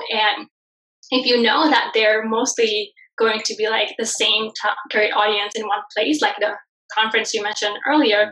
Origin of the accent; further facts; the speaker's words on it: Bali, Indonesia; moved away; I'm originally from Bali, Indonesia. So I'm from a third world country originally, only raised in a very traditional family